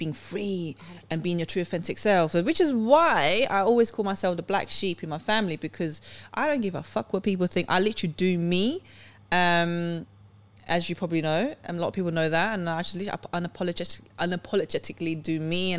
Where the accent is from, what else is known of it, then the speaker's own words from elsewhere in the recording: Sweden; moved away; I was born in Sweden.